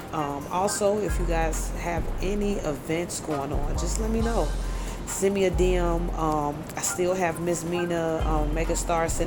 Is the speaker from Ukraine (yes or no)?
no; Belize; from Belize